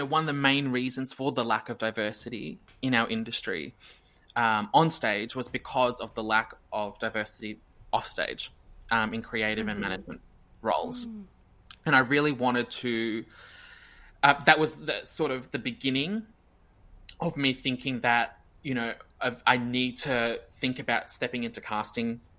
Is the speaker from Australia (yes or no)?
yes; Brisbane, Queensland, Australia; Brisbane again, which is like my hometown.